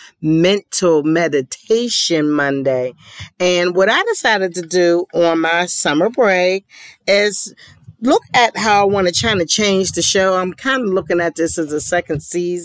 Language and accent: English; Pittsburgh, Pennsylvania, United States; moved away; my hometown of Pittsburgh